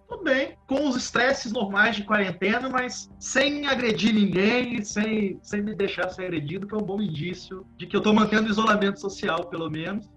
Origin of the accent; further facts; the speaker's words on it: Valença, Rio de Janeiro, Brazil; Eu sou do interior do estado do Rio de Janeiro. Eu sou de uma cidade que é a última cidade, uma cidade católica do estado do Rio de Janeiro